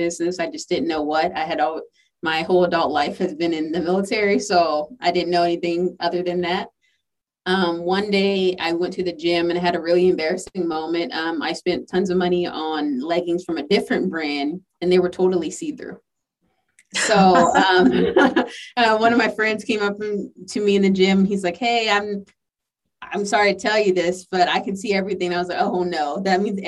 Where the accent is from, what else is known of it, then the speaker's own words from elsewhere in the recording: the South, United States; I'm from the South